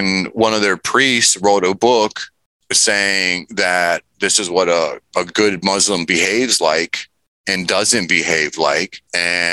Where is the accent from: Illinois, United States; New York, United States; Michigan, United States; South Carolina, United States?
Illinois, United States; Chicago; moved away; also born or lived in rural Minnesota; I'm from Chicago